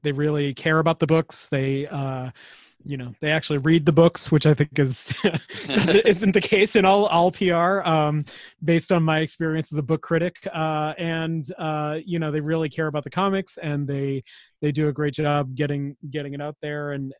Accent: Buxton, Maine, United States; also born or lived in Boston; now in Seattle, United States; I was born and raised in Maine, a town called Buxton

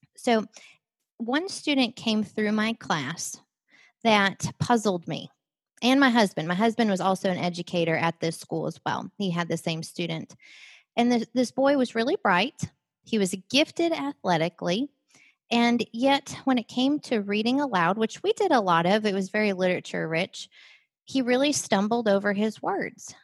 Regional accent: Wisconsin, United States; I grew up in Wisconsin

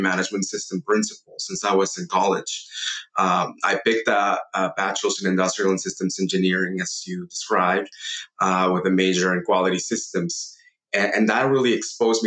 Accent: Mexico City, Mexico; I grew up in Mexico City

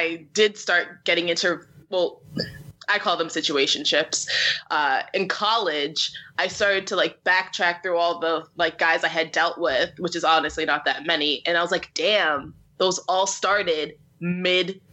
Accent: Syracuse, New York, United States; moved away; I'm from Syracuse, New York, which is very snowy

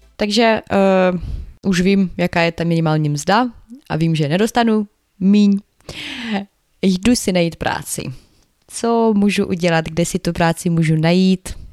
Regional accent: Ukraine; Czech is a second language; now in Czech Republic

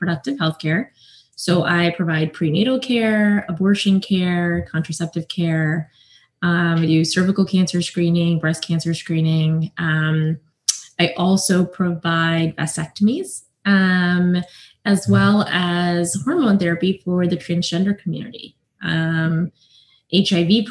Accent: South Carolina, United States; I grew up in South Carolina. I am the daughter of Indian immigrants.

